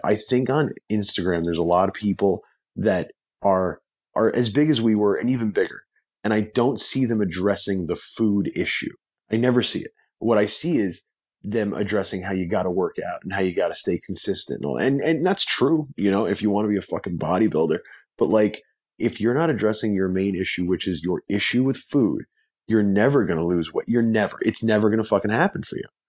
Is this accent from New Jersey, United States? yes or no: yes; New Jersey, United States; moved away as an adult; now in Los Angeles, United States; I'm originally from New Jersey. Um, now I live, now, now I live in Los Angeles.